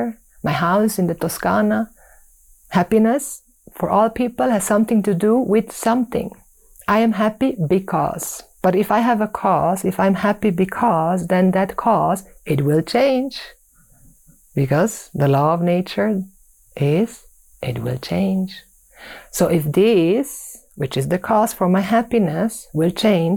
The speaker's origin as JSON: {"language": "English", "country": "Switzerland", "tie": "born or raised there", "said": "growing up in Switzerland"}